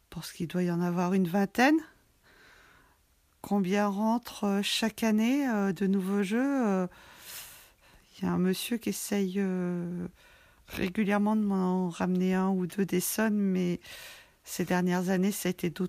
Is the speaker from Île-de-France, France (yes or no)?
no; Lyon, Auvergne-Rhône-Alpes, France; now in Saint-Just-d'Avray, France; euh, je suis née à Lyon, mais j'habite à Saint-Just-d'Avray, chez les Chouettes.